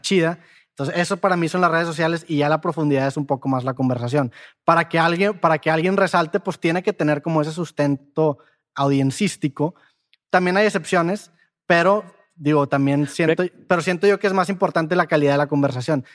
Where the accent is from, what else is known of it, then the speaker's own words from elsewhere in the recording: Mexico; moved away; para los de Ciudad de México tengo un acento